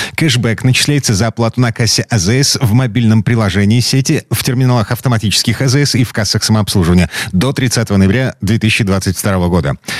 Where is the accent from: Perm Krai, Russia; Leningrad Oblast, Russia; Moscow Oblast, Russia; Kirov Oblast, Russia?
Kirov Oblast, Russia; Kirov; moved away; у меня на родине, в Кировской области, в городе Кирове